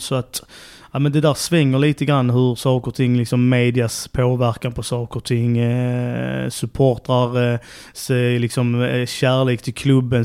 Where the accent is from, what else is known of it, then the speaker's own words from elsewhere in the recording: Trelleborg, Skåne, Sweden; moved away as an adult; also born or lived in Helsingborg / Gothenburg; eller född är jag inte men jag är uppvuxen i Trelleborg